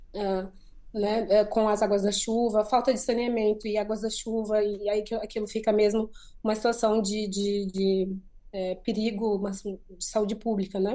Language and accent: Portuguese; Maputo, Mozambique; moved away; de Maputo, que é de onde eu sou